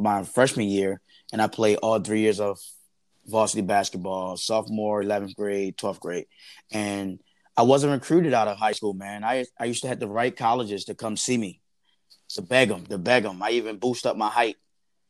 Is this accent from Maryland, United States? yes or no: yes; Baltimore, Maryland, United States; Born and raised in Baltimore, Maryland